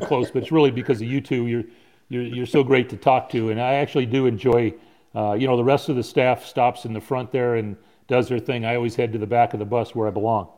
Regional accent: San Diego, California, United States; growing up in San Diego

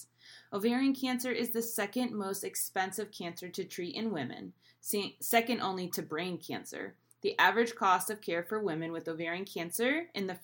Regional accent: Sussex County, New Jersey, United States; I am from Sussex County, New Jersey.

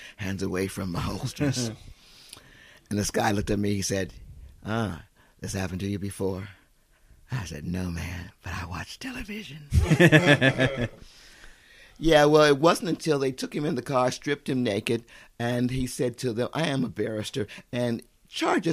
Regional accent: California, United States; moved away as an adult; now in Australia; I'm a Californian

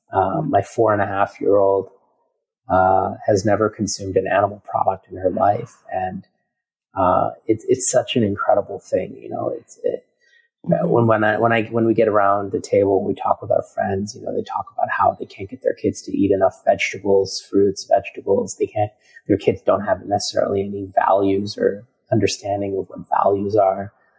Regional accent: India; India is an interesting quagmire of, you know, and, as I am Indian

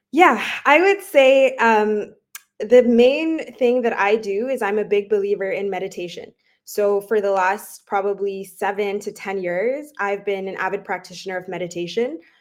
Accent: Dubai, United Arab Emirates; moved away; also born or lived in Toronto, Canada / London, United Kingdom; I myself, I'm Canadian, but I actually grew up in Dubai

